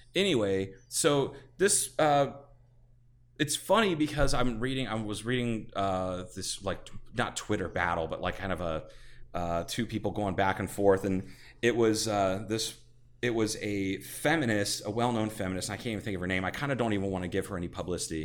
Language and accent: English; Ohio, United States; I'm from Ohio, which is s, has pockets of culture